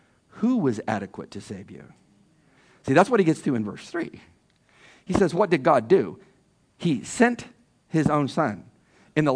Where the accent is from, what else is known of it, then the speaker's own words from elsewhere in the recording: California, United States; moved away as an adult; I'm from California